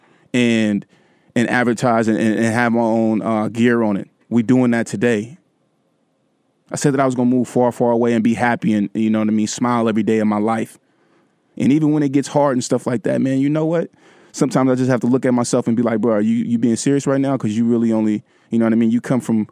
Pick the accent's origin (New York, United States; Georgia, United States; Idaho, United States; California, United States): California, United States; Vallejo; my hometown stuff